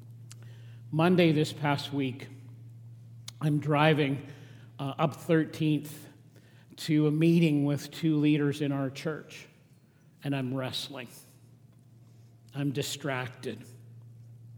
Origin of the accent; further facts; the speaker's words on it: Regina, Saskatchewan, Canada; now in Lethbridge, Canada; I grew up in Regina